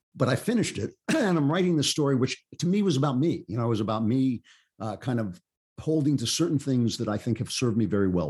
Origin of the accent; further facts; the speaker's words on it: United States; I grew up in a, a suburban, you know, kinda classic fifties, sixties, uh, suburb